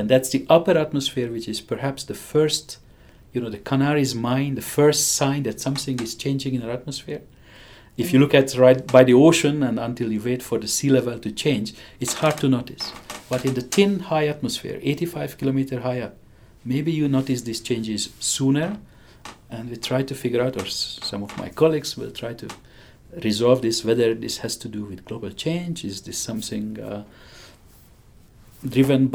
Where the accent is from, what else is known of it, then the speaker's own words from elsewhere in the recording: Hungary; accent: strange; English is a second language; moved away as an adult; I have a strange accent. I grew up in Hungary.